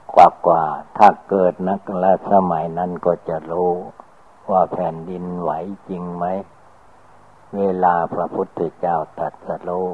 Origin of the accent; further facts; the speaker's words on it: Thailand; เราก็ได้เกิดมาในประเทศไทย